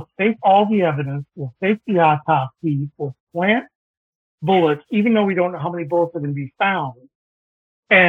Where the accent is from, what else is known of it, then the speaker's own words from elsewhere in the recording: Minnesota, United States; I'm from Minnesota